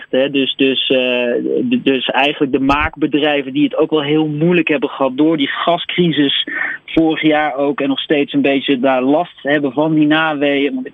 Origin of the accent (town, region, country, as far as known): Netherlands; moved away as an adult; now in Berlin, Germany